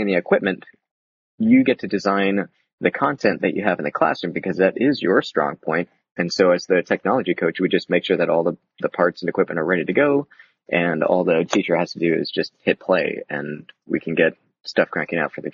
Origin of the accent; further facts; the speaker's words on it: the South, United States; moved away; I grew up in the South